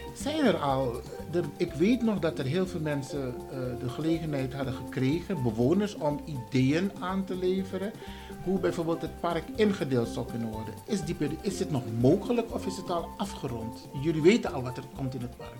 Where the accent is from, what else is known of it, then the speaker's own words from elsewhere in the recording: Suriname; now in Netherlands; ik, ik, ik kom natuurlijk uit Suriname